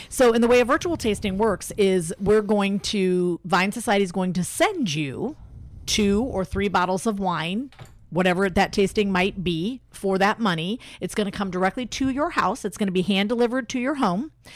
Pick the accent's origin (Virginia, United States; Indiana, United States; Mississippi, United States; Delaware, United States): Indiana, United States; Elkhart; moved away as an adult; also born or lived in Bloomington, Indiana / Miami, Florida / California / Phoenix, Arizona; now in Indianapolis, United States; I'm originally from Elkhart, Indiana